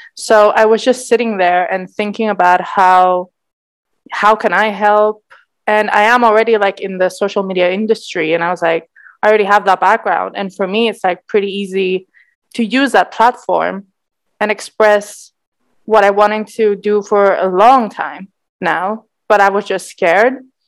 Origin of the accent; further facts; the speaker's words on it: Cyprus; growing up in Cyprus